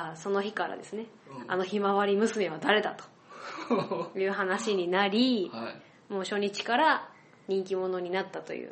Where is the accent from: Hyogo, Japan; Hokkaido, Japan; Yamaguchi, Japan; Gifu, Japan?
Hyogo, Japan; Akashi; born or raised there; moved away as an adult; now in Fukuoka, Japan